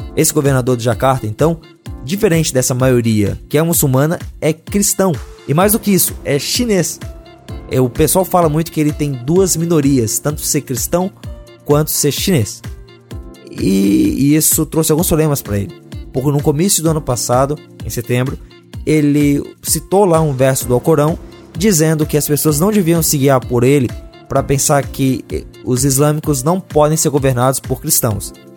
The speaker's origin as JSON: {"language": "Portuguese", "country": "Brazil", "said": "nós, como brasileiros"}